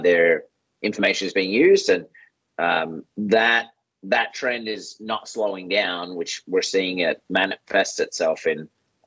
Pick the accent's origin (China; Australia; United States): Australia; I'm Australian